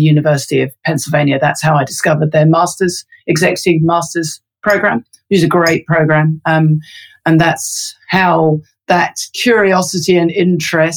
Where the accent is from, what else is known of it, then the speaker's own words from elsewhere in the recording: London, United Kingdom; moved away as an adult; now in Christchurch, New Zealand; I'm a Londoner, I'm born and bred.